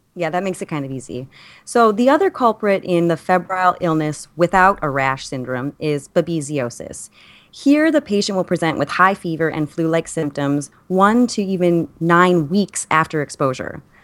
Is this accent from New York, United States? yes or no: yes; New York, United States; I, as a New Yorker